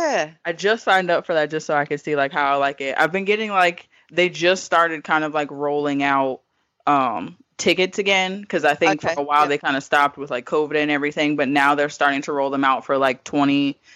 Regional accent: Iceland; born there; My dad was in the military, so I was born in Iceland.

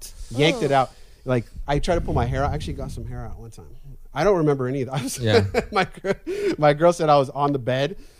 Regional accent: Glendale, California, United States; I grew up in Glendale.

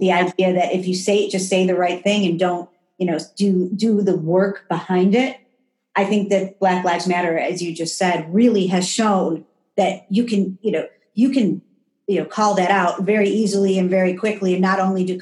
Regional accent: United States; also born or lived in Washington, D.C.; as an American, this is something that, you know, has become really resonant living in Washington

